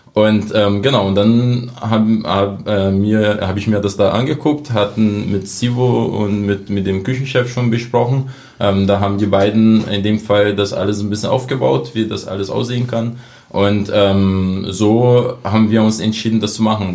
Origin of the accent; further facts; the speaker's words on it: Brazil; German is a second language; moved away as an adult; now in Cottbus, Germany; meine Heimat Brasilien, das bleibt auch. Ich bin ja immer noch Brasilianer